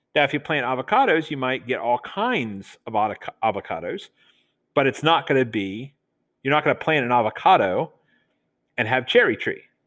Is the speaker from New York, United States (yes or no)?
no; Delaware, United States; accent: Southern; moved away; us Southerners, when I grew up in Delaware, say water, like there's a D in it